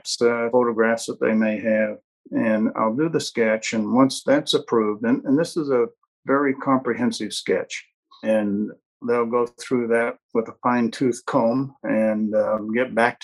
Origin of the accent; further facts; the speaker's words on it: Colorado, United States; I was born in Colorado